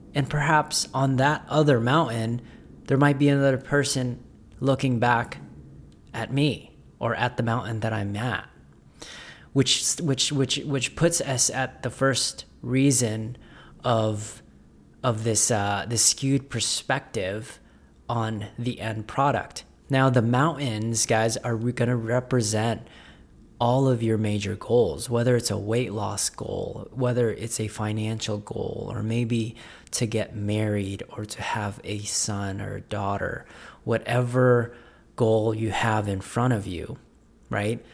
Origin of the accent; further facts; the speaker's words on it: Las Vegas, Nevada, United States; I'm from Las Vegas.